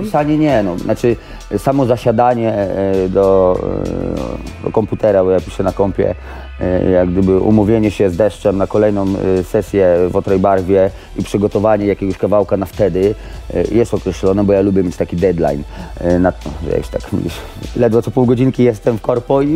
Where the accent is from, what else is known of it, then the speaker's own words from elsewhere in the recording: Radom, Masovian Voivodeship, Poland; też jestem z Radomia